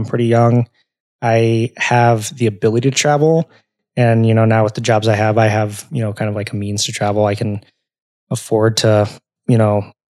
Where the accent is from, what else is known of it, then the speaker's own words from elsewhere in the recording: California, United States; moved away; also born or lived in Arizona; I grew up in California